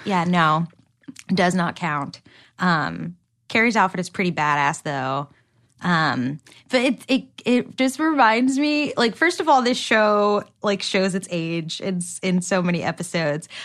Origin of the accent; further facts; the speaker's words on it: New Jersey, United States; now in Los Angeles, United States; I'm from Jersey, which I'm sure the, the more Cosmo I drink, the more my accent will come out